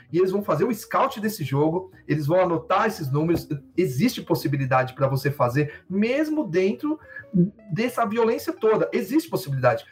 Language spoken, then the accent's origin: Portuguese; São Paulo, Brazil; eu sou de lá, né? Eu sou, na, eu sou cria de São Mateus